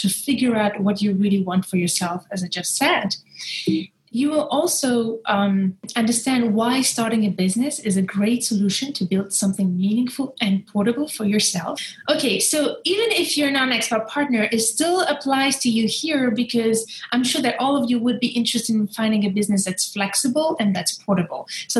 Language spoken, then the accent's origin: English; Algeria; I come from Algeria, but I was raised across 8 countries. I'm an expat child in a way, I'm a third culture kid. I've been moving my whole life, moved from a country to another.